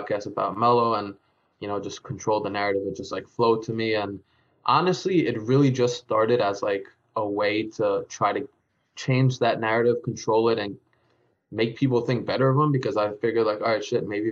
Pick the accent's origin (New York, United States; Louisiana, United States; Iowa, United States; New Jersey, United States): New York, United States; Long Island; I was born and raised on Long Island, New York